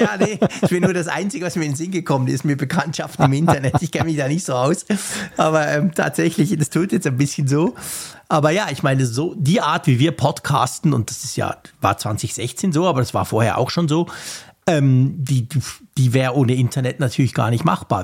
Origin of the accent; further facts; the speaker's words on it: Switzerland; als Schweizer